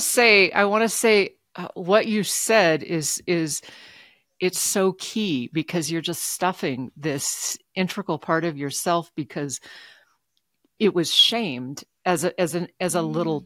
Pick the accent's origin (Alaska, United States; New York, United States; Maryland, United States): Alaska, United States; now in Reno, United States; I grew up in Alaska